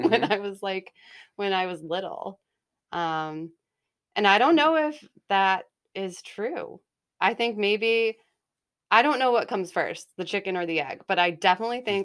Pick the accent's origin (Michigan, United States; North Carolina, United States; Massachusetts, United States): Massachusetts, United States; Haverhill; also born or lived in Salem, Massachusetts; So I was born in Salem, Massachusetts, and um, grew up in Haverhill, Mass. And I am the middle child.